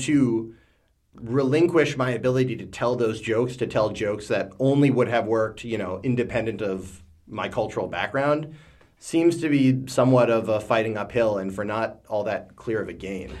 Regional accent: United States; moved away as an adult; now in China; I'm American

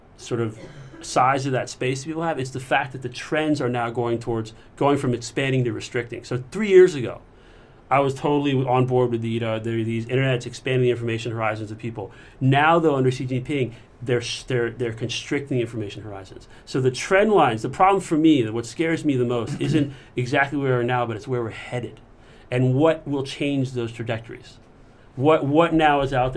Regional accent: United States; moved away as an adult; now in Beijing, China; as an American

